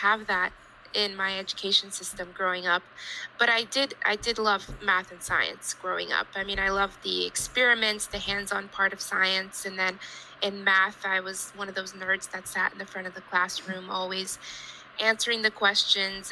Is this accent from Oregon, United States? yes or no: no; Houston, Texas, United States; I grew up in Houston, Texas